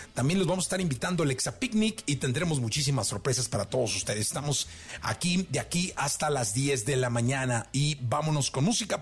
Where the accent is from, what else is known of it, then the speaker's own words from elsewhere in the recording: Mexico; soy mexicano